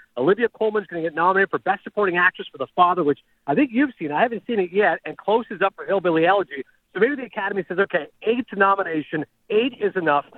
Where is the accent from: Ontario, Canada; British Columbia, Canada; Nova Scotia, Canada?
Ontario, Canada; Toronto; my hometown Blue Jays